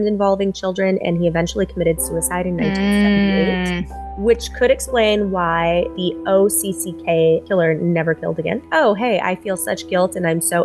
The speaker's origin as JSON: {"language": "English", "region": "Michigan", "country": "United States", "tie": "born or raised there", "said": "I grew up in Michigan."}